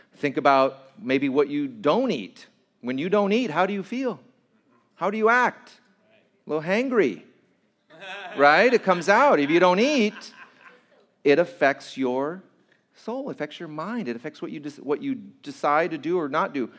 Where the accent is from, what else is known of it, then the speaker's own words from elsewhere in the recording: Santa Fe Springs, California, United States; I grew up at in Santa Fe Springs